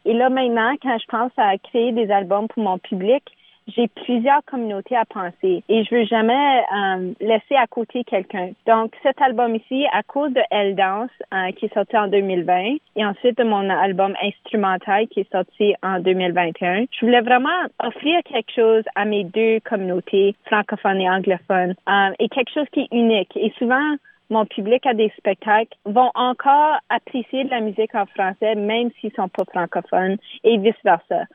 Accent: Sudbury, Ontario, Canada; moved away; also born or lived in Toronto; j'ai grandi à Sudbury

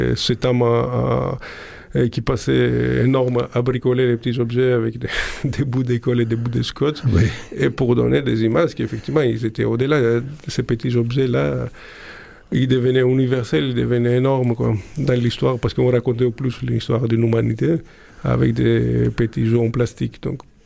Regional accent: Greece; moved away as an adult; also born or lived in Prague; quand je suis parti de Grèce

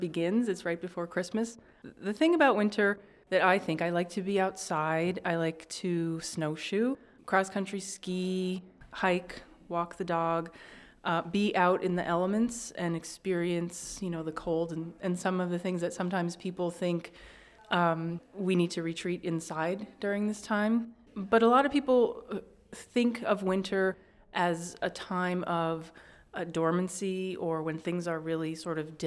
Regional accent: Northeast, United States; I grew up in the Northeast

